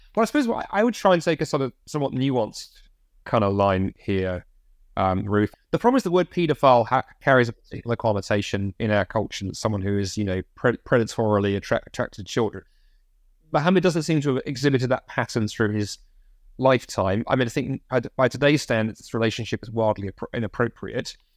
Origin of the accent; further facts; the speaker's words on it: United Kingdom; as British Christians